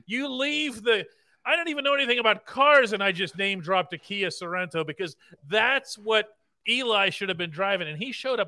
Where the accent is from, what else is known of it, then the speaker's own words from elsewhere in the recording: Pittsburgh, Pennsylvania, United States; I'm born and raised in Pittsburgh, but I'm of Serbian heritage